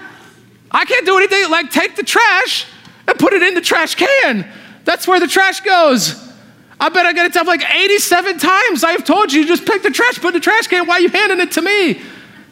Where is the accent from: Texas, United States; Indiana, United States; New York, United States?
Indiana, United States; moved away as an adult; also born or lived in Southern California; I grew up in Indiana, my wife's from Southern California, I was living out there for the last 7 years